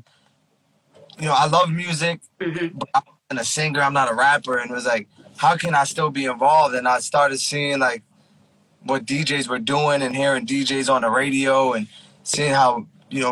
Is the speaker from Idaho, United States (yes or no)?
no; Elizabeth, New Jersey, United States; I grew up in Elizabeth, New Jersey. I went to Elizabeth High School.